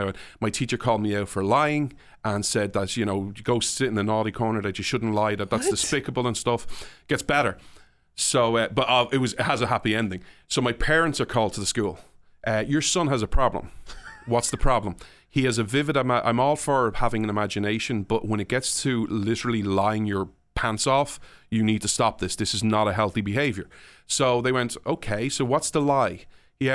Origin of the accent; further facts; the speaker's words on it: Ireland; So like, you talk about what it was like growing up in Ireland. So I hate Ireland for many reasons, but I didn't enjoy my childhood.